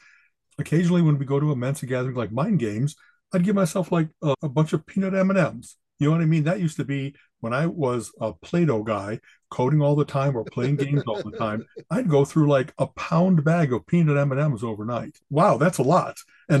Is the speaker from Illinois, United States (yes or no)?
yes; Chicago, Illinois, United States; because I came from Chicago, I never had a chance to try whatever the kind of Cleveland local stuff is.